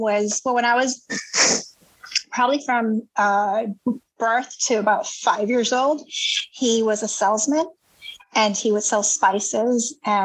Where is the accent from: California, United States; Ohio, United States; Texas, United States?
Texas, United States; Elsa; moved away as an adult; also born or lived in New Haven, Connecticut; now in New York City, United States; I am originally from Elsa, Texas, and I grew up pretty close to Jay, just a mile from his house